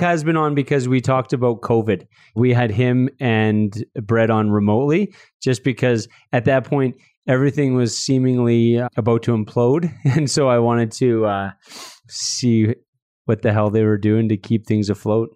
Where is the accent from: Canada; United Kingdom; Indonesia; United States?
Canada; Red Deer, Alberta; I grew up in Red Deer